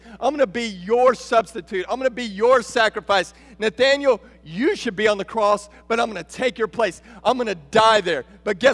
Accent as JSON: {"language": "English", "region": "Texas", "country": "United States", "said": "We're from Texas. We're from the South"}